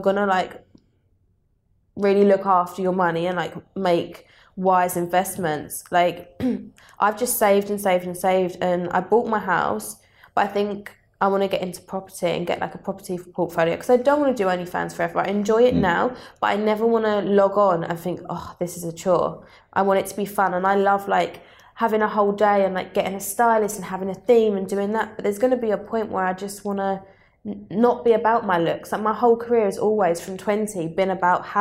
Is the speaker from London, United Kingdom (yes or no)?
no; Southend-on-Sea, East of England, United Kingdom; I grew up in Southend